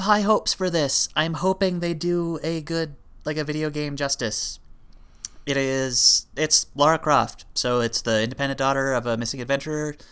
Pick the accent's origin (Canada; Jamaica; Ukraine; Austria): Canada; we're Canadian